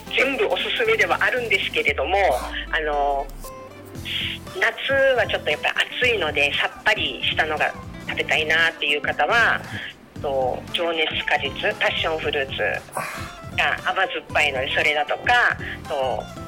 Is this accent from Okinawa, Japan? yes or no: yes; Okinawa, Japan; 沖縄生まれ、沖縄育ち